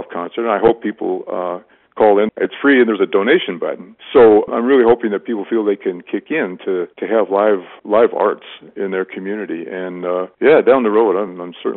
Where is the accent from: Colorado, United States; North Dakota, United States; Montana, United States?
Montana, United States; Chester; moved away; when I was growing up in Chester